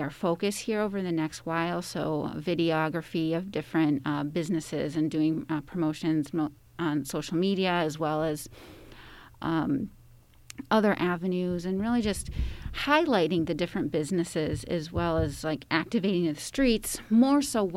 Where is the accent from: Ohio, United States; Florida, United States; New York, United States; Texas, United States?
New York, United States; near Buffalo; also born or lived in North Carolina / Ventura, California; now in Santa Barbara, United States; I grew up near Buffalo, New York